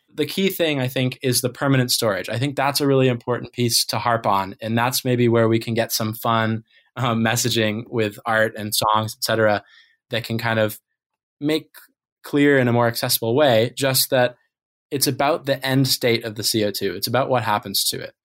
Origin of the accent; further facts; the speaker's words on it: Maine, United States; growing up in Maine